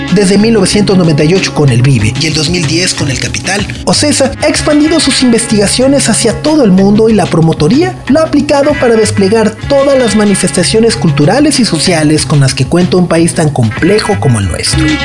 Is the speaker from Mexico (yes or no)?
yes; Mexico; nosotros como mexicanos